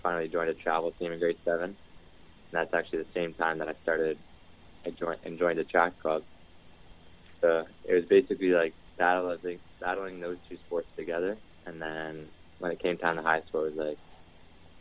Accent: Windsor, Ontario, Canada; also born or lived in Tecumseh; I grew up in Riverside area. Moved around quite a bit for grade school

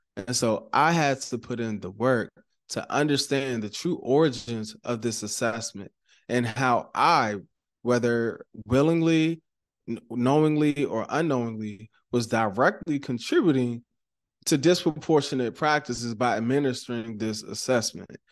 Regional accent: Maryland, United States; I'm from Maryland, right? And so Maryland, we're known for, like, our seafood

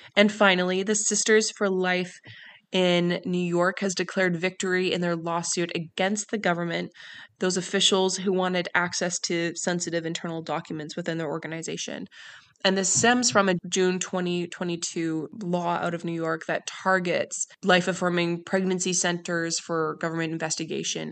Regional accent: Canada; I grew up in Canada

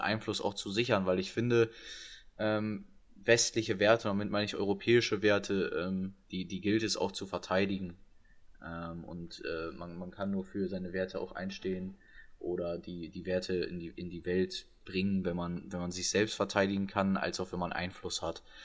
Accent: Germany; wir als Deutsche

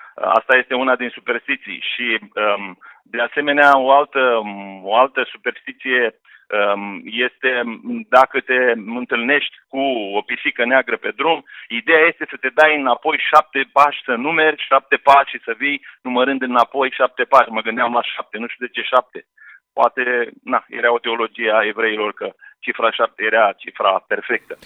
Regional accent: Oltenia, Romania; now in Slatina, Romania; regiunea de unde sunt eu, unde am crescut și unde m-am născut și am crescut

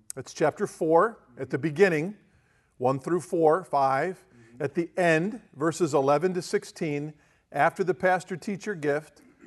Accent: United States; we grew up in Amish town

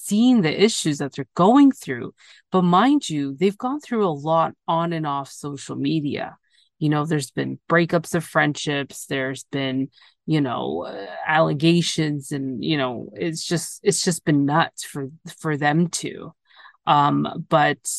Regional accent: Canada; I'm from Canada.

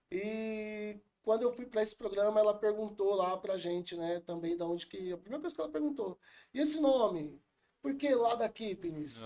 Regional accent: São Paulo, Brazil; eu fui criado na Vila Missionária, uhum. é, aqui na Zona Sul de São Paulo.

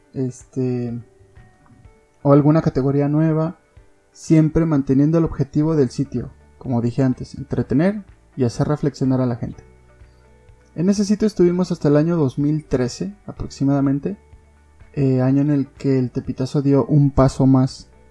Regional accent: Mexico; Como mexicanos

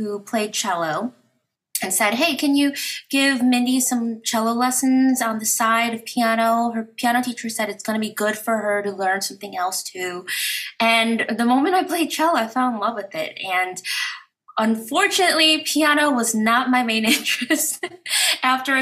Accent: Chicago, Illinois, United States; I'm from Chicago.

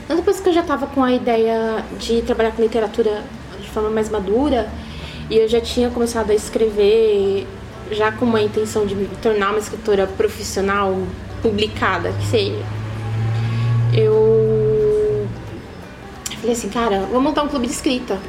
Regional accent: Osasco, São Paulo, Brazil; moved away as an adult; now in Sorocaba, Brazil; Eu sou de Osasco.

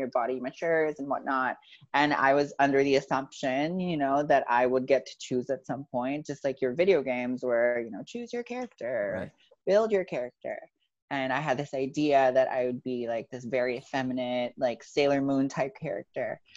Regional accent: Philippines; So growing up, I grew up in the Philippines

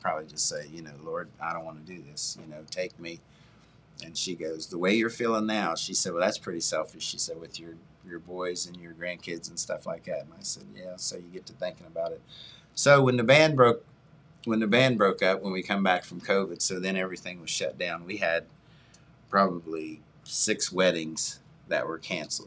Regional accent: United States; I'm originally from Lee Hollow, uh, off Limerick Road. Uh, all of my family went to uh, Jackson High School.

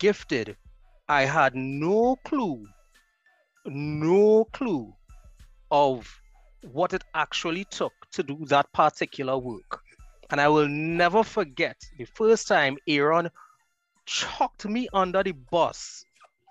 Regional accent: Marabella, Trinidad & Tobago; born and raised in Marbella

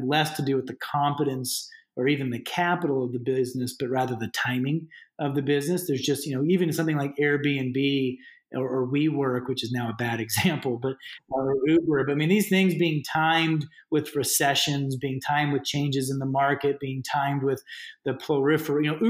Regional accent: United States; moved away as an adult; now in Canada; I'm an American, but I got really accustomed to working in Canada.

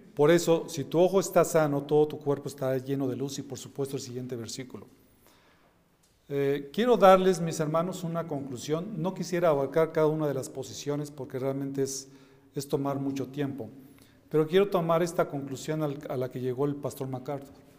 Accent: Mexico; mis hermanos, somos mexicanos

